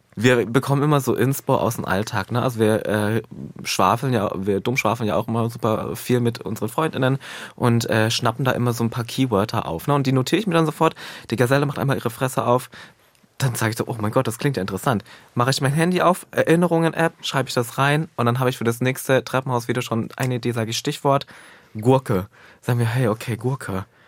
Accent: eastern Germany, Germany; also born or lived in Halle (Saale); ich komme ja aus dem Osten

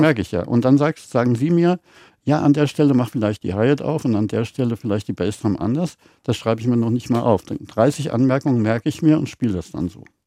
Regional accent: Schlierbach, Hesse, Germany; Meine Eltern hatten ein Hotel mhm. und da waren zwei Kinos, eine am Hotel und einen noch weiter weg in Steinau. Das ist Schlierbach bei Wächtersbach oben mhm. im Vogelsberg

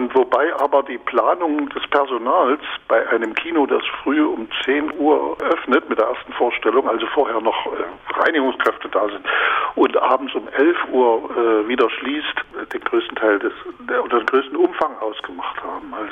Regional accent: Reichenbach, Saxony, Germany; Kinobesuche in einer vogtländischen Kleinstadt, wo ich groß geworden bin, in Reichenbach.

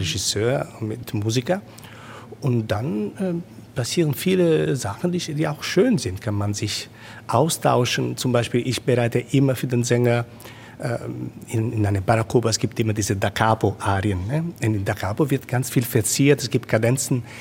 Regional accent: Rome, Lazio, Italy; German is a second language; moved away; Ich bin in Rom geboren. Ich, ich bin gewöhnt, zwischen diesen äh, alten Ruinen zu Hause zu sein

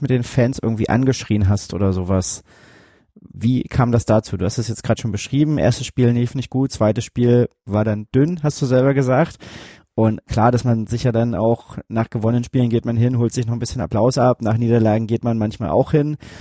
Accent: Germany; ich komme hier aus der Gegend

